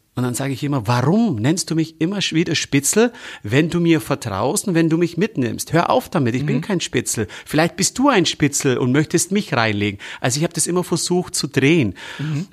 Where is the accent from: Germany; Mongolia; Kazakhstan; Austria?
Germany; bei uns in Deutschland